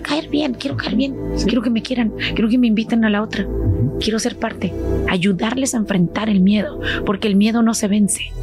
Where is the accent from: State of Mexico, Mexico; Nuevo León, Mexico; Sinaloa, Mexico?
State of Mexico, Mexico; moved away as an adult; now in California, United States; yo ahí estuve hasta los seis años. Tengo muy vagos recuerdos de Mexicali eh, y luego a los seis años nos vamos a la Ciudad de México más bien al Estado de México